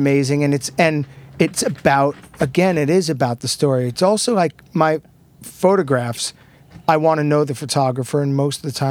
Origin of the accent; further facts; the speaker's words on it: Long Island, New York, United States; I grew up on Long Island